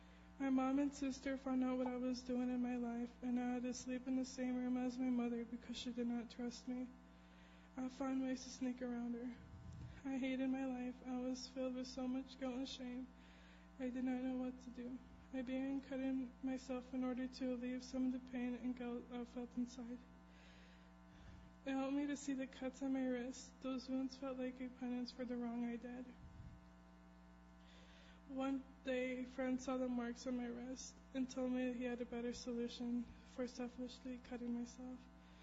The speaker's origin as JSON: {"language": "English", "town": "San Antonio", "region": "Texas", "country": "United States", "tie": "born there", "said": "I was born in San Antonio, Texas, a little over 17 years ago, to my mom and dad, the two older siblings, Valerie and Eleazar."}